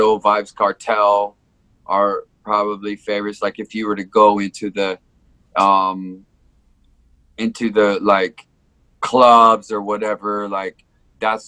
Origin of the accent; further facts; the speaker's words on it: Samoa; also born or lived in California / Hawaii; now in Japan; I was born in California. I grew up in Samoa